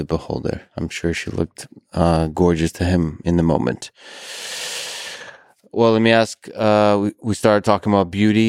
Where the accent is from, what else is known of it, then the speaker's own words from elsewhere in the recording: Russia; So I grew up in Russia and experienced a lot of New Year's in Russia.